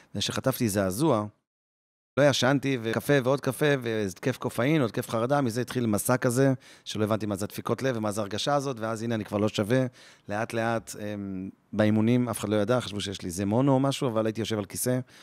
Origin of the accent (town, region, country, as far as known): Jerusalem, Jerusalem District, Israel; born or raised there